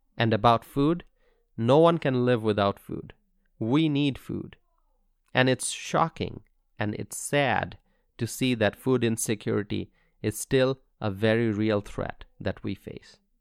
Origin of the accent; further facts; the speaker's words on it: Bangladesh; now in Wisconsin, United States; In Bangladesh, where I'm originally from